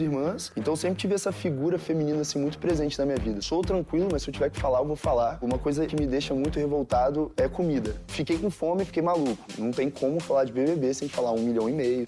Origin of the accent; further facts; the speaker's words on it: Conduru, Espírito Santo, Brazil; eu fui criado em Conduru